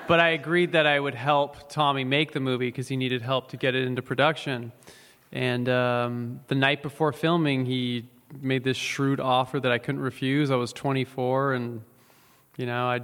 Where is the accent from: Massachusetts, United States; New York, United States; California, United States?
California, United States; San Francisco; I grew up in San Francisco.